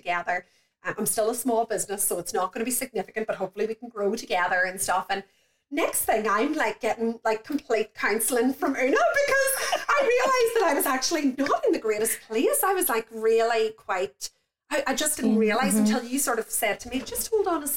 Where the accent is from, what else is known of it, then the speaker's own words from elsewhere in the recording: County Tyrone, Northern Ireland, United Kingdom; moved away as an adult; also born or lived in Australia; I grew up in County Tyrone